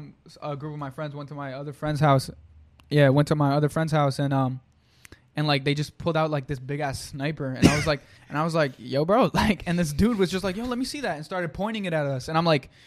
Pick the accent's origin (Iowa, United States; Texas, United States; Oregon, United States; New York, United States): New York, United States; New York City; English is a second language; moved away; also born or lived in Manhattan / Brownsville / East Flatbush; I grew up in, like, a nice neighborhood. Like, I grew up in Williamsburg. So, that's also in Brooklyn. But it's, like, 18 years ago, it was kind of, like, it was ghetto. But then it got gentrified